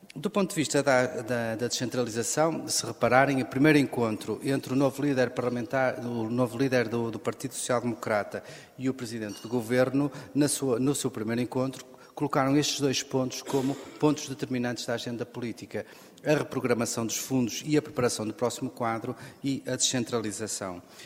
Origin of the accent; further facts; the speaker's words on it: Guimarães, Norte, Portugal; sou natural de Guimarães